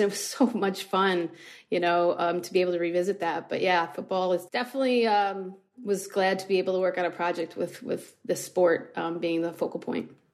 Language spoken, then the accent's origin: English; Buffalo, New York, United States; I'm from Buffalo, New York